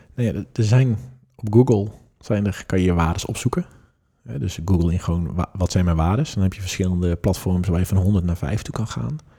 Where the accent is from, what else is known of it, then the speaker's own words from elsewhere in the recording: Netherlands; in mijn oog als Nederlanders